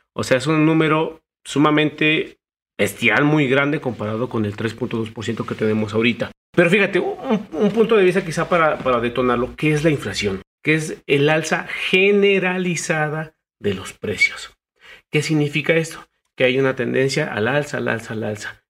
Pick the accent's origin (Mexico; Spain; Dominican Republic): Mexico; como mexicanos, ciudadanos